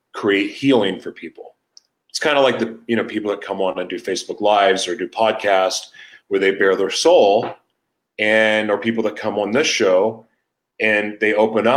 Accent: Oklahoma City, Oklahoma, United States; moved away; also born or lived in San Diego; I'm from Oklahoma. Like, I'm from Oklahoma City

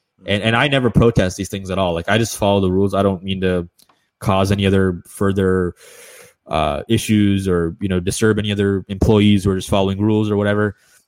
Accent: Canada; from Washington to Toronto, I was fine because I'm a Canadian citizen.

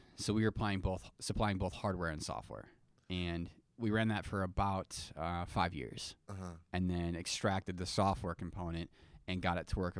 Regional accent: Midwest, United States; And I'm from the Midwest.

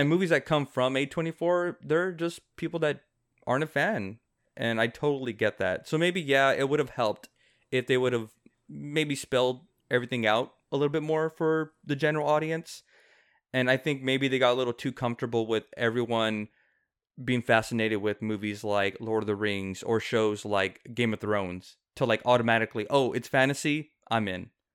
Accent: South Texas, United States; he lives in McAllen, which is like thirty minutes away from my hometown.

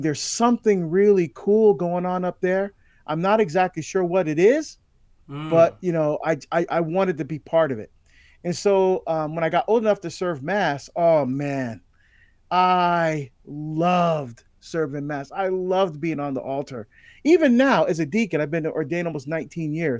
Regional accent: Barbados; I was born in Barbados in the West Indies in the Caribbean

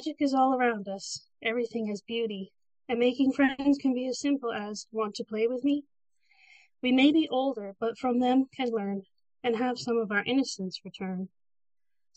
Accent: Port Elgin, Ontario, Canada; I'm from Port Elgin, which is in Ontario. I live right along Lake Huron

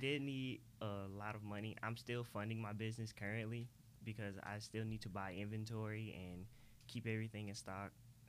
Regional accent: Atlanta, Georgia, United States; I was born in South Fulton, Atlanta, pretty much on Cleveland Avenue.

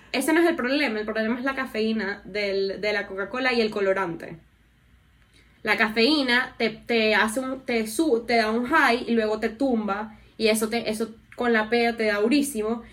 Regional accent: Venezuela; also born or lived in New York; nosotros somos vecinos de Guyana.

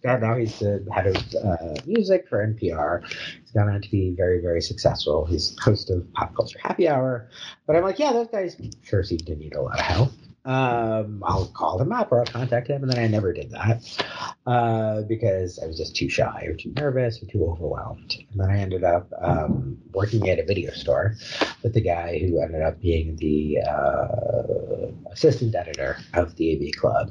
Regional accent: Chicago, Illinois, United States; also born or lived in Kansas City, Missouri / Milwaukee, Wisconsin; now in Alpharetta, United States; I grew up in Chicago

